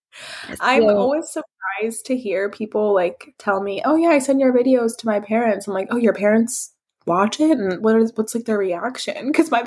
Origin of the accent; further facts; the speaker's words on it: Iraq; accent: Iraqi; I mean, my accent is pretty like harsh. The Iraqi accent gets a bad rep for being harsh, but I don't find it harsh.